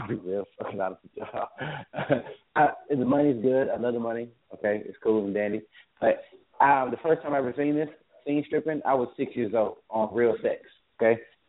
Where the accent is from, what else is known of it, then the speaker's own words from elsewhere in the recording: Columbus, Georgia, United States; moved away; also born or lived in Pittsburgh, Pennsylvania; I was originally from Columbus, Georgia, but I moved to Pittsburgh for 2 years because my family's there. So I've been there. I just recently moved back to Georgia.